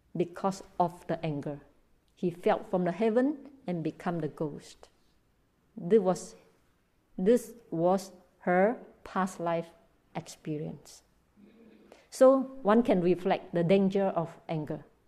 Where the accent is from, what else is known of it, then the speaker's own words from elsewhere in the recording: Malaysia; also born or lived in Myanmar; I live in Malaysia. I'm Malaysian, but I was trained in Burma